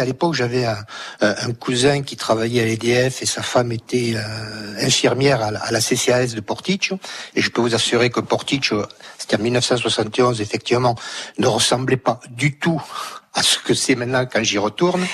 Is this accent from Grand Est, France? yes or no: no; Toulouse, Occitania, France; moved away as an adult; toulousain d'origine. Euh, et même si j'ai quitté Toulouse euh, à l'âge de 25 ans